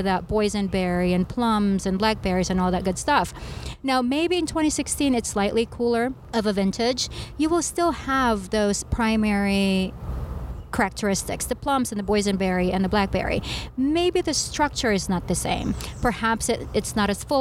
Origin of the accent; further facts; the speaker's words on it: Philippines; moved away; I grew up in the Philippines